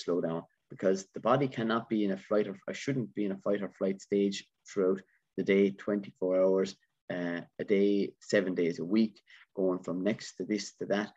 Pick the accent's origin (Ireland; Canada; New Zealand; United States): Ireland; being an Irishman